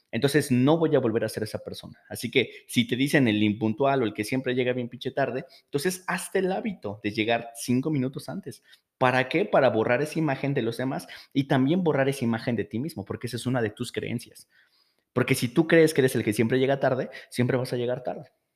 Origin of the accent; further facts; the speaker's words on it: Mexico; Esto pasa mucho aquí en México